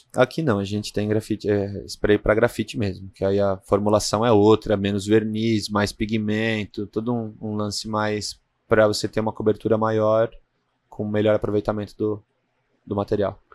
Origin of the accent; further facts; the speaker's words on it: Brazil; a gente é brasileiro